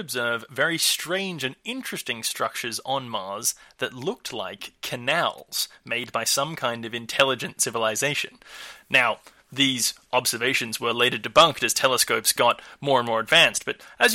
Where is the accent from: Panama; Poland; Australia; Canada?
Australia; my home country, Australia